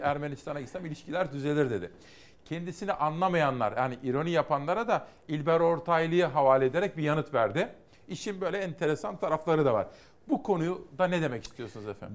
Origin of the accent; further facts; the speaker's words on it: Simav, Kütahya, Turkey; 4 Eylül'de Simav'da kurutuldu benim doğum yerim.